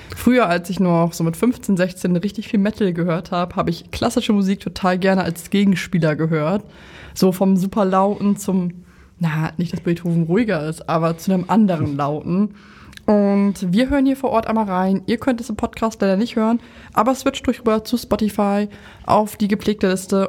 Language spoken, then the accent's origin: German; Lower Saxony, Germany; moved away as an adult; also born or lived in Oldenburg; now in Berlin, Germany; ich komme ja aus Niedersachsen